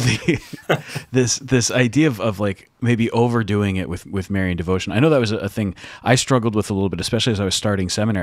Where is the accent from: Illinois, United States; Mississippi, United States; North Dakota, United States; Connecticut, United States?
Connecticut, United States; Stratford; I grew up in Stratford, Connecticut